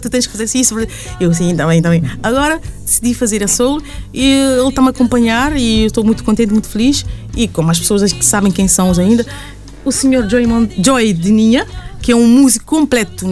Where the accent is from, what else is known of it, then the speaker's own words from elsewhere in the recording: Castelão, Santiago Island, Cape Verde; now in Luxembourg; na Ilha Santiago, onde nasci